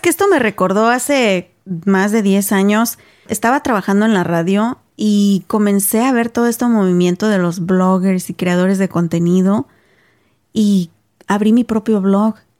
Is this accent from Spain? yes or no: no; Mexico; moved away; aquellos que somos mexicanos, ¿verdad? Cuando crecimos en México